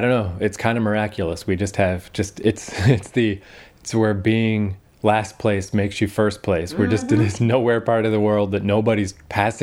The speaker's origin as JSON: {"language": "English", "town": "Fredericton", "region": "New Brunswick", "country": "Canada", "tie": "born or raised there", "moved": "as an adult", "said": "I'm just in my hometown"}